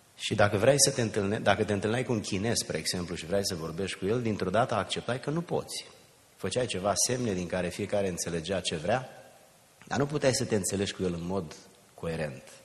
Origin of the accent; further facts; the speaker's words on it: a village near Giurgiu, Muntenia, Giurgiu County, Romania; now in United States; din satul meu, un sat de lângă Giurgiu, sub București, pe malul Dunării, undeva în Muntenia